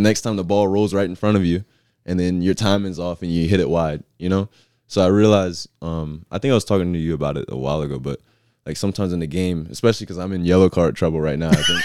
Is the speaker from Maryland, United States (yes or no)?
yes; Southern Maryland, United States; moved away as an adult; now in Chattanooga, United States; I'm from Southern Maryland